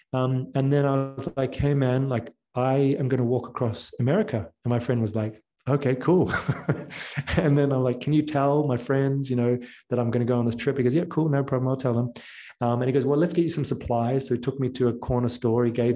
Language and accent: English; New Zealand; moved away; also born or lived in Australia; I'm from New Zealand